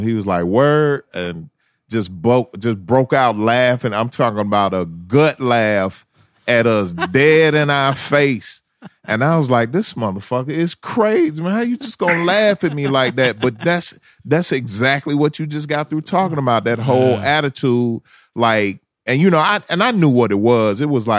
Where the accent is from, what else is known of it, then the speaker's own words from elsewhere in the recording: Memphis, Tennessee, United States; moved away; also born or lived in Atlanta, Georgia; I'm from Memphis.